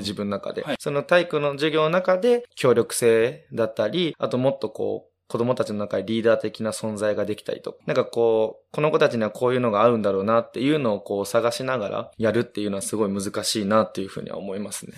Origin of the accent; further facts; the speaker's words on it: Osaka, Japan; now in Minamiminowa, Japan; 大阪出身なので